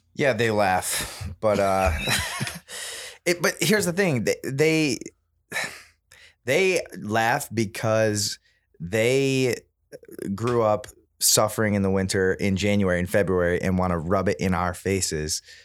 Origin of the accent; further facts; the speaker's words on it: Midwest, United States; We grew up in the Midwest